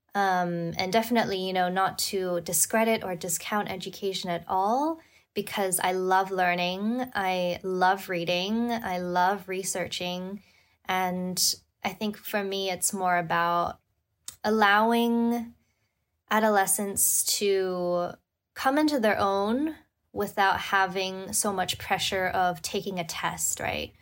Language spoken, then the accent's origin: English; Hong Kong; moved away as an adult; also born or lived in New York / Madrid / London; I was born and raised in Hong Kong, and then I lived in New York and even Madrid and London before coming back.